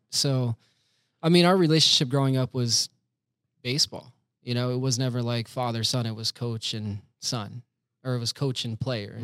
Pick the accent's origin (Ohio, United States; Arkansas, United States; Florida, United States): Florida, United States; Winter Haven; now in Orlando, United States; I was born and raised in Florida, Winter Haven, Florida, which is pretty much like the belly button of Florida